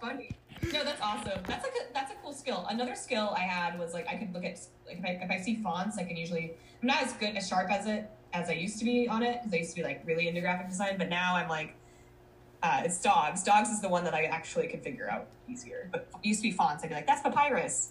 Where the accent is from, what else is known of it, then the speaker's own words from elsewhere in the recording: Colorado, United States; moved away as an adult; also born or lived in Minnesota / Denver, Colorado; I was born in Minnesota, moved to Colorado when I was 10, went to college in Colorado, lived in Denver for nine years